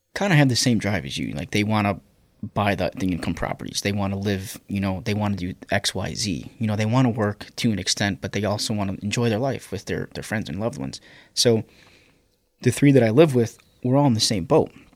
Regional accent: Chicago, Illinois, United States; growing up on the South Side

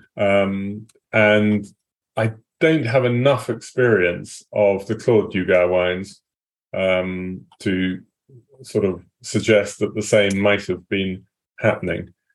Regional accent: England, United Kingdom; I am English

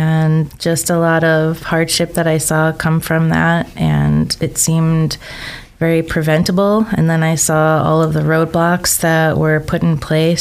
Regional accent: Chicago, Illinois, United States; now in Idaho, United States; I came from originally Chicago, hopped over to the island

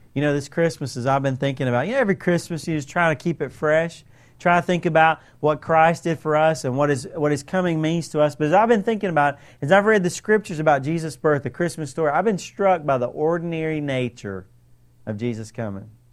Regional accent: United States; we are so American

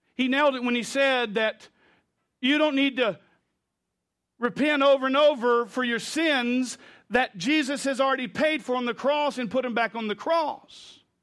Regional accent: United States; I grew up as an American

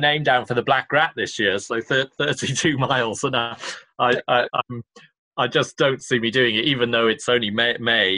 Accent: Cardiff, Wales, United Kingdom; moved away; it's my hometown

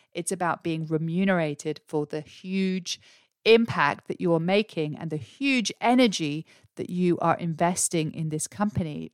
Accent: England, United Kingdom; now in Australia; I'm English, but I live here in Australia.

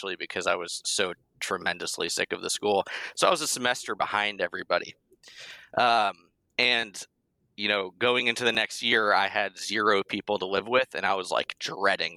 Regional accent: Boston, Massachusetts, United States; also born or lived in Somerville; I'm from the Boston area. Grew up in a bunch of different towns, but mainly outside the city

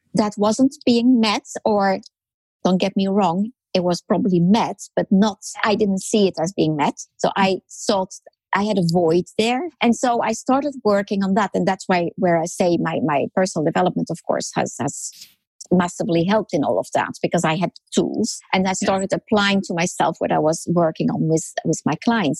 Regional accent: France; moved away as an adult; also born or lived in Netherlands; I grew up in France.

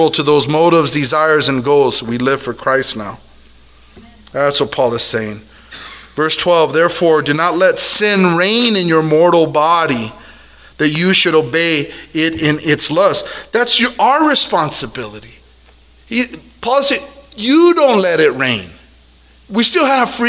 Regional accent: El Monte, California, United States; I'm from El Monte

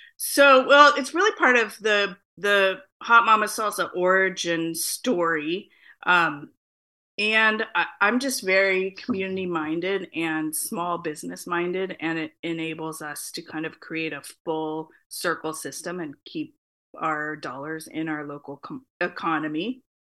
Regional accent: Phoenix, Arizona, United States; now in Portland, United States; I am a Chicana living in Portland, Oregon, uh, born and raised in Phoenix, Arizona.

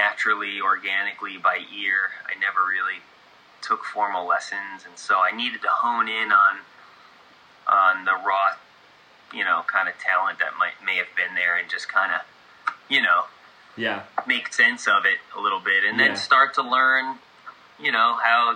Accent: New York, United States; moved away as an adult; also born or lived in Nashville area, Tennessee; now in Nashville, United States; I'm from New York originally

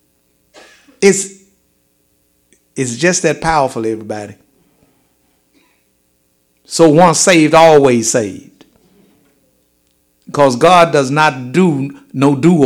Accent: United States; I'm an American that happens to be black.

